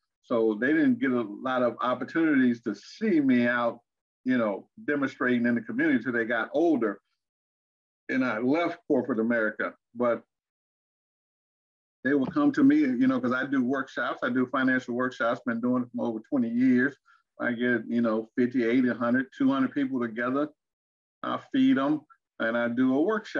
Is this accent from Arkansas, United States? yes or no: yes; Arkansas, United States; moved away; also born or lived in Fort Wayne, Indiana / Texas; I grew up in Arkansas and in Indiana, Fort Wayne, Indiana.